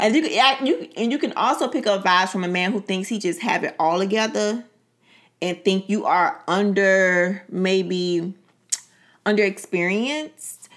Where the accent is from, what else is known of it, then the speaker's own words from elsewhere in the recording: Miami, Florida, United States; Being born and raised in Miami